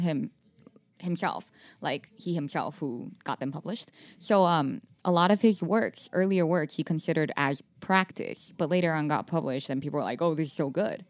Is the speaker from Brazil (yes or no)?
no; Taiwan; moved away as an adult; I went to an international school back home in Taiwan